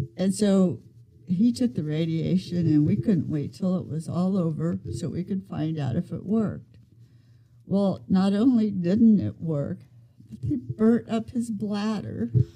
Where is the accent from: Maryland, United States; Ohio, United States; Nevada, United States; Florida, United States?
Ohio, United States; Van Wert; I was born in Van Wert, Ohio.